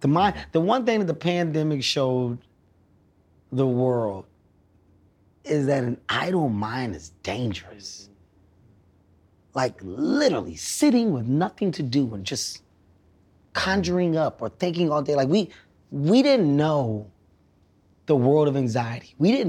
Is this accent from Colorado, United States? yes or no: no; Philadelphia, Pennsylvania, United States; I'm from Philly.